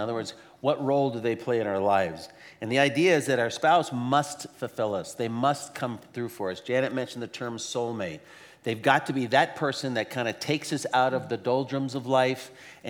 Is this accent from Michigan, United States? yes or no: no; Arizona, United States; You know, I remember the first time I moved up to the Northwest, I came from Arizona.